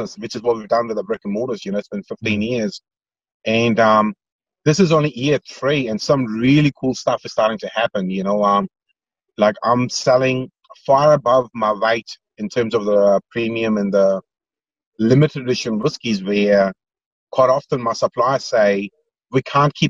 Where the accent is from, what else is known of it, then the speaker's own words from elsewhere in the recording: India; moved away; I grew up in India